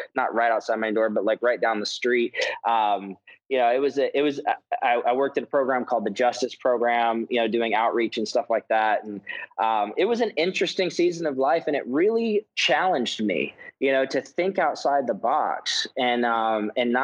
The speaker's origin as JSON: {"language": "English", "region": "Texas", "country": "United States", "tie": "born or raised there", "also_born_or_lived": "Kansas City", "moved": "as an adult", "said": "my growing up in Texas, growing up in a right-wing family"}